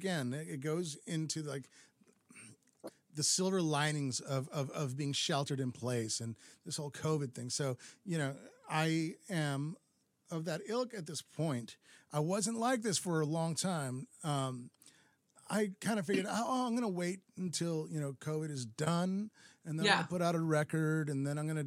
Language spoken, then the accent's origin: English; Santa Fe, New Mexico, United States; now in Minneapolis, United States; Overlooking Santa Fe, New Mexico, my hometown.